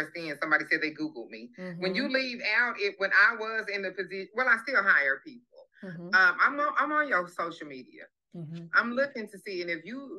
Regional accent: Pine Bluff, Arkansas, United States; I'm from Pine Bluff, Arkansas

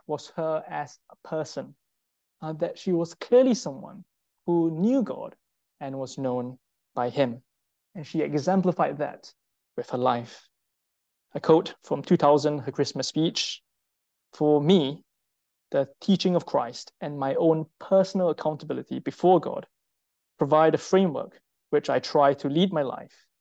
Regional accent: Singapore; I'm Singaporean

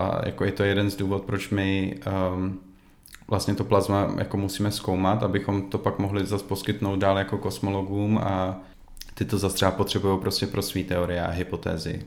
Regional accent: Czechia; moved away as an adult; also born or lived in Prague; now in Sweden; jako Čech

